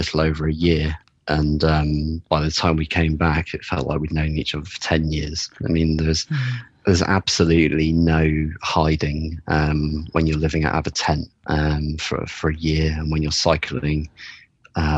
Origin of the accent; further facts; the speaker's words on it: United Kingdom; as a Brit